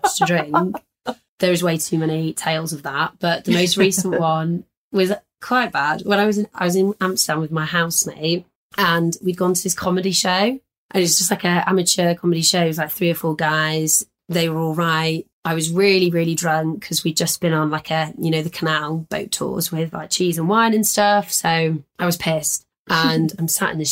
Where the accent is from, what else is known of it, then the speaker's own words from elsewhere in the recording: Leeds, Yorkshire and the Humber, United Kingdom; I'm from Leeds